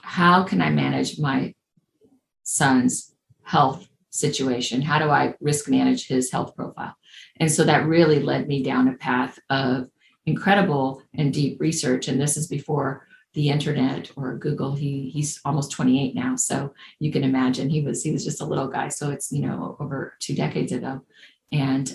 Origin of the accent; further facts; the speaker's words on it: Cuba; English is a second language; moved away; also born or lived in Indianapolis, Indiana, United States; I was born in Cuba. My parents and their parents are from Spain. And we left in the mid-60s as refugees.